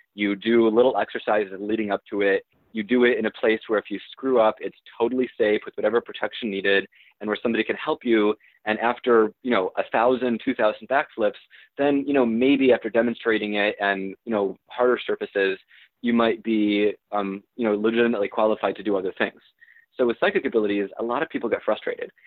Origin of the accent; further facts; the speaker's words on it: Michigan, United States; moved away; my, my hometown in, in Michigan